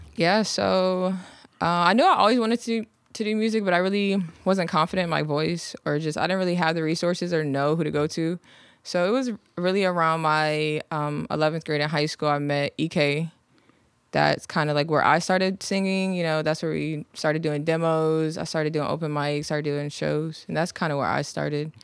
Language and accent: English; Virginia Beach, Virginia, United States; also born or lived in London / Chesapeake; I'm from, well, I was born overseas, but I'm from Virginia Beach